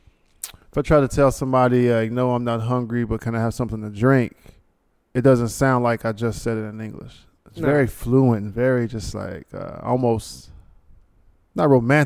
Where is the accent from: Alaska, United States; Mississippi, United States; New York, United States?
New York, United States; You're maybe from the South, and I'm from New York.